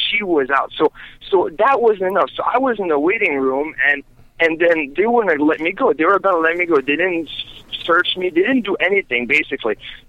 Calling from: Las Vegas, Nevada, United States; Hey, how are you? … from Las Vegas.

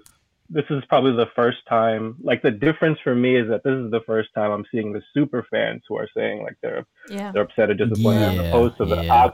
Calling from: New York City, New York, United States; I'm calling from New York City.

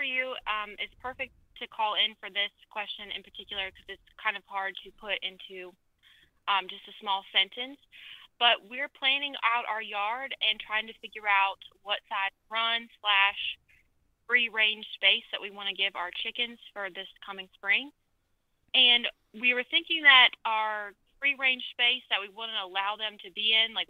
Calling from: South Carolina, United States; I am in South Carolina.

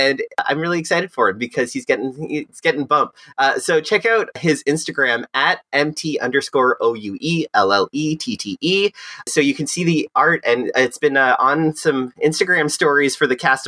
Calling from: South Korea; Hi, I'm phoning in from South Korea, and it's a bright, beautiful day.

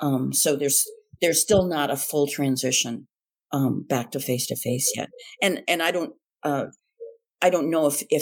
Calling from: Redwood City, California, United States; I am calling from Redwood City, California. I am here in the Bay Area as a visiting professor at Stanford for the winter quarter.

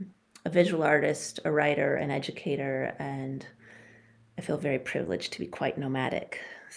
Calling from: Homer, Alaska, United States; I use both she, her, and they. I am calling in from the Nanilchik village sovereign land that is called Homer, Alaska.

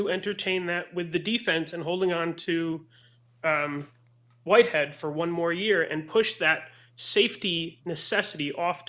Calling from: Sarasota, Florida, United States; I'm calling from Sarasota, Florida.

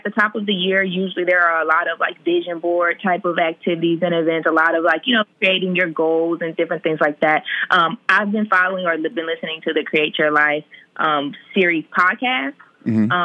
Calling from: Atlanta, Georgia, United States; I'm calling from Atlanta

